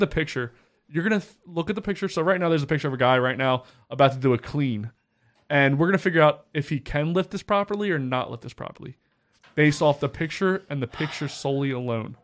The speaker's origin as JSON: {"language": "English", "region": "the South", "country": "United States", "said": "I'm from the South"}